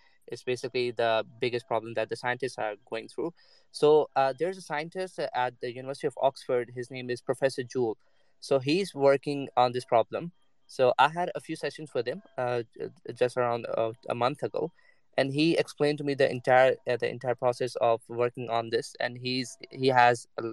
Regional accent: Pakistan; moved away as an adult; now in Nottingham, United Kingdom; I'm from Pakistan.

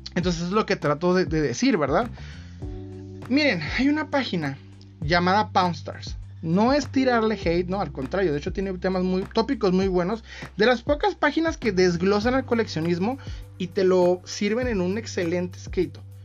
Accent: Mexico; Soy mexicano

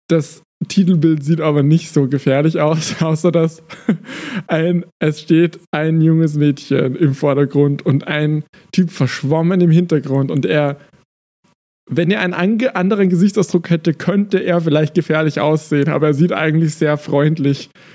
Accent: Austria; ich bin Österreicher

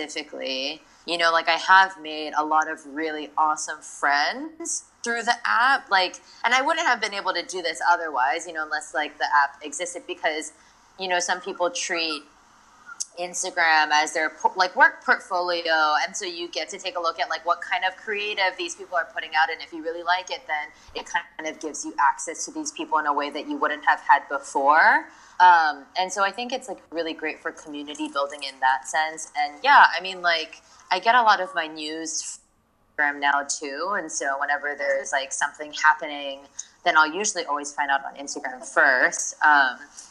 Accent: Hawaii, United States; moved away as an adult; also born or lived in New York; now in Tokyo, Japan; I was like always really surrounded by like a strong Asian community growing up in Hawaii

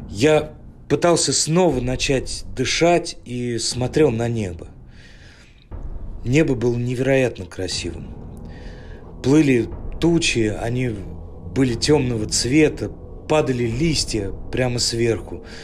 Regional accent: Ryazan, Ryazan Oblast, Russia; Я родился и вырос в Рязани, в небольшом районе под названием Дашки Песочные.

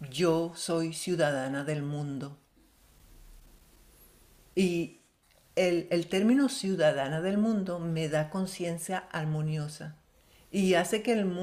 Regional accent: Syria; also born or lived in Venezuela; descendiente árabe, nací, crecí en Siria, viví en muchos países del mundo

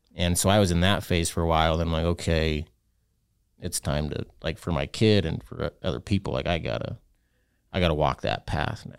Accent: Utah, United States; I'm from Utah, so we have weird names for our kids

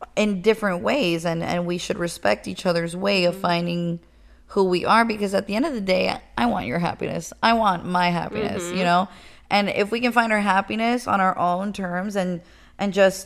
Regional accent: Miami, Florida, United States; I grew up in Miami. I was born and raised.

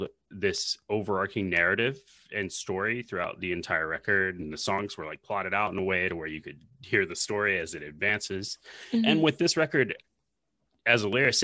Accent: Nashville, Tennessee, United States; I'm born and raised in Nashville.

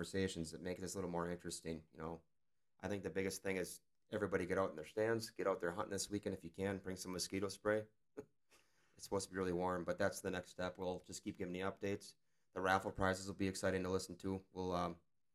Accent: Luxemburg, Wisconsin, United States; I'm from the Luxembourg area, which is eastern Wisconsin

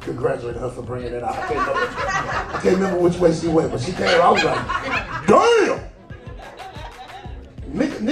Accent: Chicago, Illinois, United States; I'm from Chicago

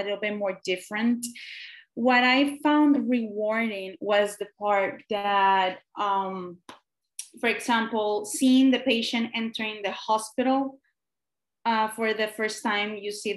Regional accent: Puerto Rico; also born or lived in Guadalajara, Mexico; I am from Puerto Rico

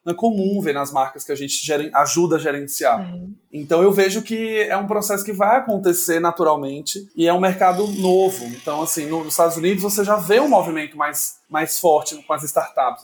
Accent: Sergipe, Brazil; moved away as an adult; now in São Paulo, Brazil; sou sergipano, trabalho há nove anos é, em São Paulo

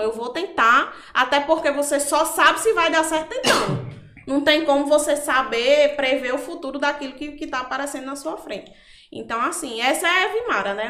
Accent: Macau, Rio Grande do Norte, Brazil; accent: nordestino; also born or lived in Natal, Rio Grande do Norte; Eu sou natural de Natal, porém eu vim morar em Macau quando eu fiz meus 10 anos

